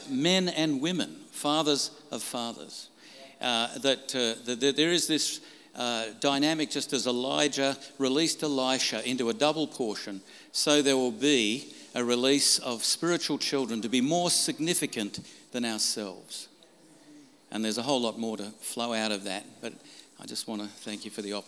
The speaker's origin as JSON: {"language": "English", "town": "Brisbane", "region": "Queensland", "country": "Australia", "said": "I'm from Brisbane, Australia"}